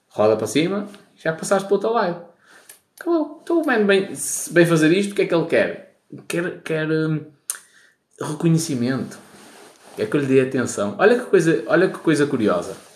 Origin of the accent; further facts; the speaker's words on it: Baltar, Porto District, Portugal; Sou de Baltar, grande terra. Quem vai a Baltar, arranja mulher para casar.